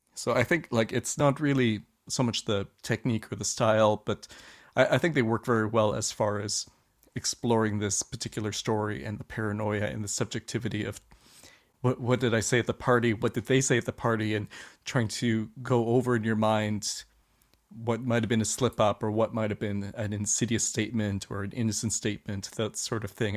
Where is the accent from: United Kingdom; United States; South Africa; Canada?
Canada; lived in Canada most of my life